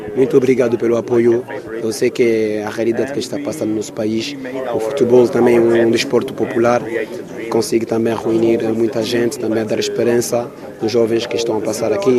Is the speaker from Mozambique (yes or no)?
no; Angola; enquanto angolanos